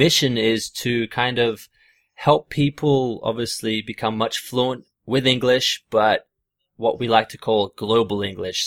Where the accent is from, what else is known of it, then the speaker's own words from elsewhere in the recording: Australia; growing up in Australia